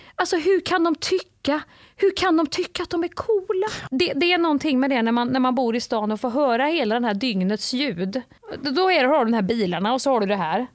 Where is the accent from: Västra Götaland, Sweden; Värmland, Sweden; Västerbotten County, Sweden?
Värmland, Sweden; moved away; när jag var liten i Värmland